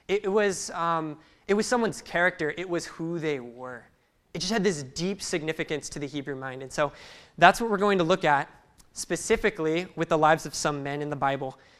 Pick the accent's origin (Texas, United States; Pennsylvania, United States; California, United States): California, United States; Salinas; I grew up in Salinas, California